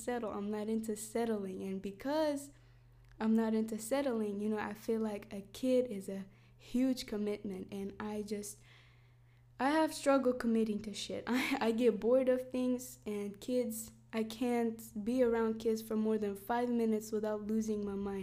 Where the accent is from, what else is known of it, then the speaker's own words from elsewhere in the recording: Iraqi Kurdistan, Kurdistan Region, Iraq; moved away; also born or lived in United States; I was born in Iraqi Kurdistan